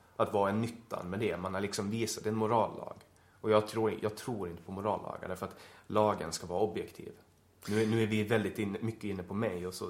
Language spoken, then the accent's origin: Swedish; Åland Islands; moved away as an adult; also born or lived in Stockholm; som ålänning